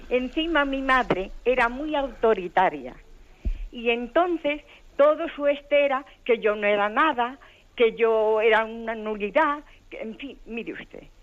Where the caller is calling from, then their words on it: San Sebastián, Basque Country, Spain; de San Sebastián.